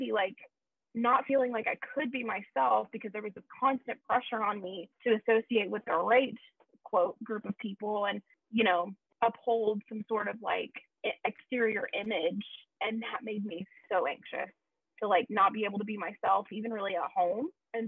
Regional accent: the South, United States; Look, we come from the South.

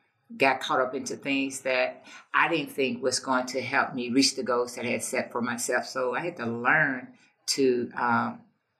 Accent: East St. Louis, Illinois, United States; I'm from East St. Louis. I grew up in East St. Louis

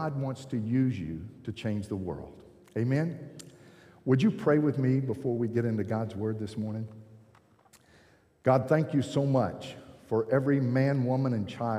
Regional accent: Georgia, United States; I'm from Georgia

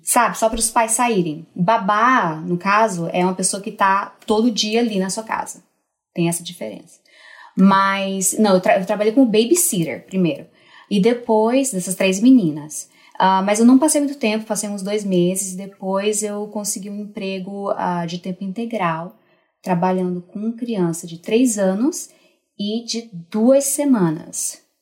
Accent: Northeast Region, Brazil; moved away as an adult; also born or lived in Portugal; eu nasci mulher numa região machista, né? Sou nordestina

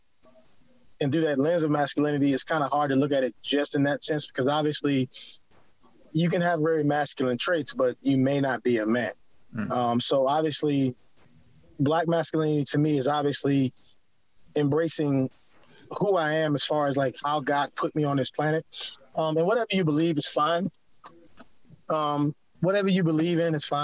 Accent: Eastern North Carolina, United States; also born or lived in Washington, D.C. / Maryland; now in San Antonio, United States; I'm actually born and raised in Eastern North Carolina, like close to the beach

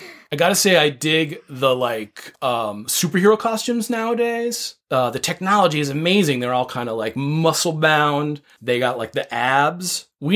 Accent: East Coast, United States; now in Southern California, United States; Your mom and I grew up on the East Coast.

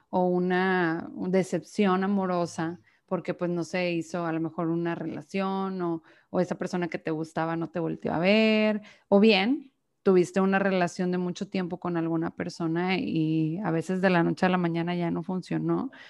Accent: Monterrey, Nuevo León, Mexico; eh, soy de Monterrey, Nuevo León, aquí mexicana 100%

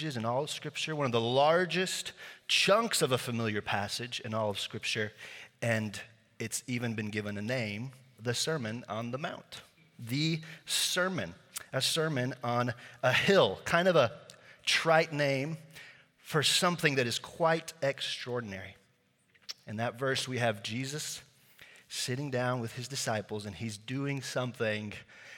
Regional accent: Slovakia; first language Slovak; English is a second language; moved away; I grew up in Eastern Europe in a little country called Slovakia, formerly Czechoslovakia

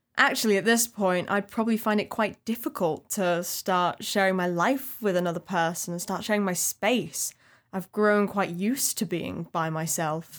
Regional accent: Bolton, North West England, United Kingdom; from Bolton. I probably sound a bit more like it.

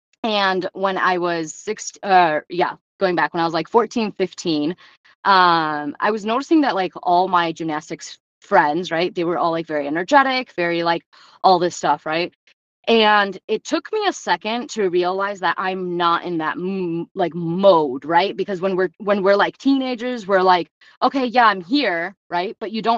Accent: Romania; born there; And if anybody knows anything about Eastern European orphanages, because I was born in Romania, that stuff doesn't go well, right?

